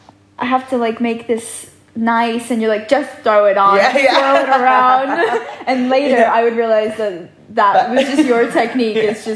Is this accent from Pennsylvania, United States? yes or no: yes; Pennsylvania, United States; moved away as an adult; now in London, United Kingdom; when I came back to London, so I'm from the States, Pennsylvania, so I'd gone home for Christmas